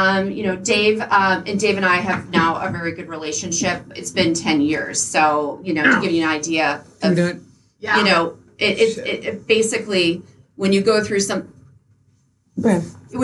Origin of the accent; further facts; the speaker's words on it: St. Paul, Minnesota, United States; moved away as an adult; now in Tampa, United States; I'm originally from St. Paul. I moved to Tampa in 06